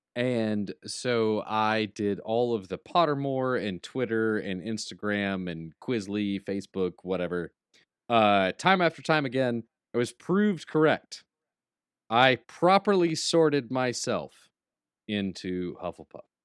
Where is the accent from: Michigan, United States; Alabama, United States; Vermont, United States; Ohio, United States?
Alabama, United States; now in Atlanta, United States; I'm from Alabama. Roll Tide. I miss being home.